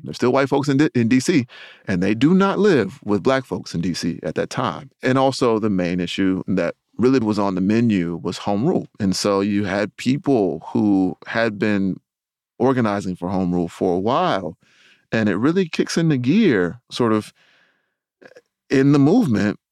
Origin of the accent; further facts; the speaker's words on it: Rocky Mount, North Carolina, United States; I'm from Rocky Mountain, North Carolina